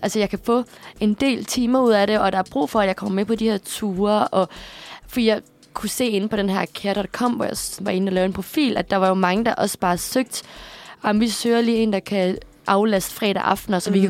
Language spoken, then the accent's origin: Danish; Aarhus, Central Denmark Region, Denmark; moved away as an adult; now in Copenhagen, Denmark